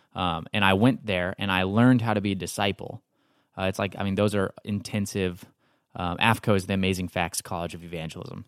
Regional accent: Texas, United States; now in Marietta, United States; I'm from Texas.

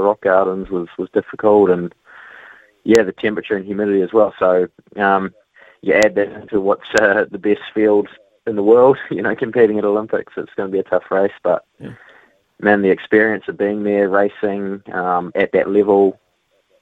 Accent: New Zealand; a Kiwi rider

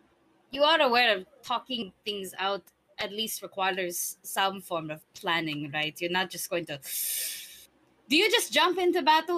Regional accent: Seoul, South Korea; I think you can tell I'm from Seoul.

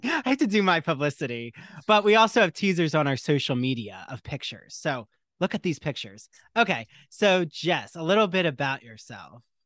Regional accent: Port Jefferson, New York, United States; Port Jefferson in my hometown here

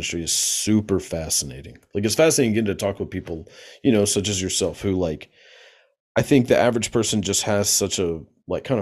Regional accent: the South, United States; I grew up like in the South, so like super Bible Belt

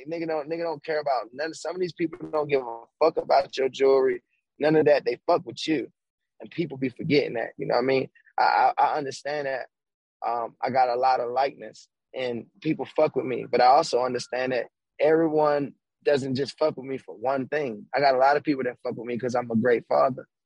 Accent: Baltimore, Maryland, United States; I'm a kid from Baltimore, right?

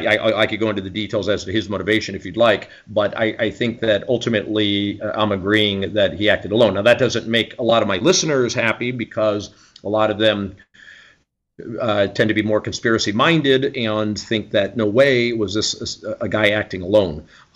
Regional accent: Clearwater Beach, Florida, United States; also born or lived in Philadelphia / St. Louis; now in Los Angeles, United States; No, I'm actually a native of Florida. I was born in Clearwater Beach, Florida, but we moved around a bit. So I also spent some of my childhood in Philadelphia and St. Louis.

